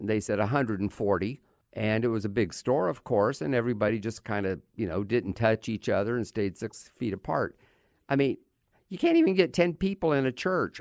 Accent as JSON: {"language": "English", "country": "United States", "said": "as an American"}